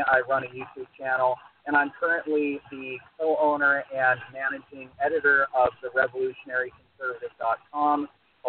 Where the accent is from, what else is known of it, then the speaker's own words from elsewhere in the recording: United States; also born or lived in California; Well, I'm an American.